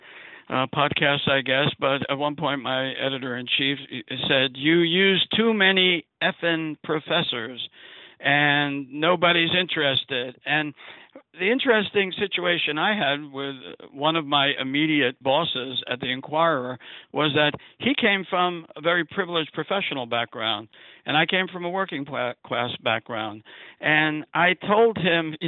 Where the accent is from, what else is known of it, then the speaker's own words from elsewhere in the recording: New York City, New York, United States; I grew up in Brooklyn, New York